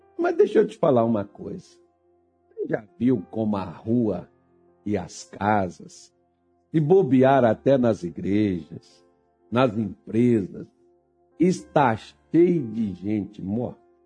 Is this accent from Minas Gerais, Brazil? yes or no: yes; Minas Gerais, Brazil; also born or lived in Belém; eu sou mineiro